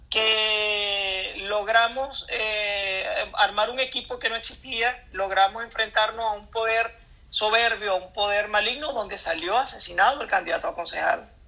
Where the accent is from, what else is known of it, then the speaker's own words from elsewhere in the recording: Baralt Municipality, Zulia, Venezuela; el municipio de Baral. que es de donde yo soy